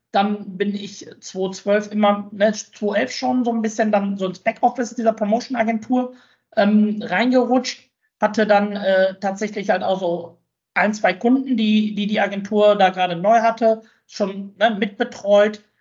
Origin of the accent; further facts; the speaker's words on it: Bochum, North Rhine-Westphalia, Germany; Für mich gibt es nichts Schöneres und nichts Besseres als die Heimat. Ne? Und meine Heimat ist Bochum.